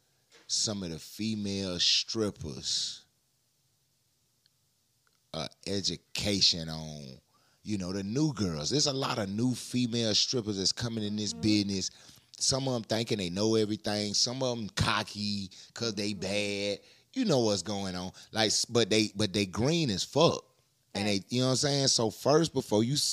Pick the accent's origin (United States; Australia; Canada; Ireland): United States; Brunswick, Georgia; I was born in Brunswick.